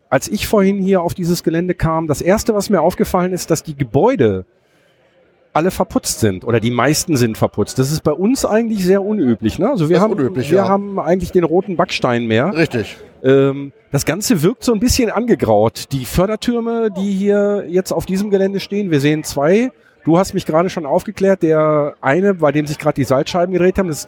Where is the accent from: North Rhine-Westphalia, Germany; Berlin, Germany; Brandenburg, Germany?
North Rhine-Westphalia, Germany; Auch das äh, bei uns im Ruhrpott nicht unbedingt üblich.